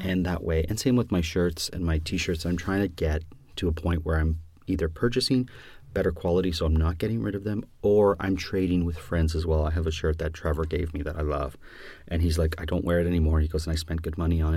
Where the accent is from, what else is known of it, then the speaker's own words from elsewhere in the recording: Canada; our country is bilingual